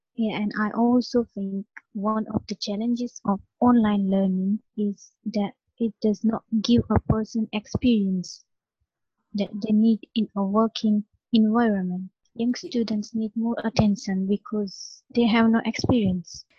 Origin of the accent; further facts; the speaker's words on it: India; English is a second language; now in London, United Kingdom; I'm from India.